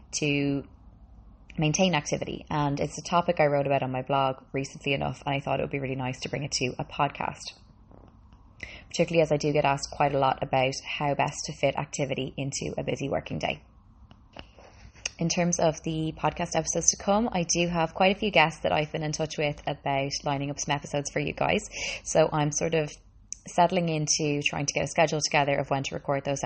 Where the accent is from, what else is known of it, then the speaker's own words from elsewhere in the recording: Dublin, Leinster, Ireland; also born or lived in Boston, United States; I'm Boston born, moved to Ireland when I was 5, and I have been living in Dublin ever since